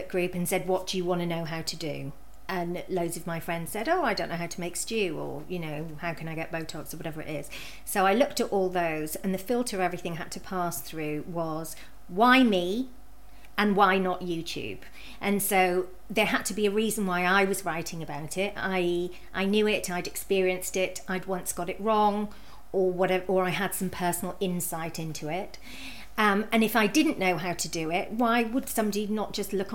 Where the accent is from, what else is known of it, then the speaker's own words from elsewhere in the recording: United Kingdom; moved away; about 50 minutes from where I grew up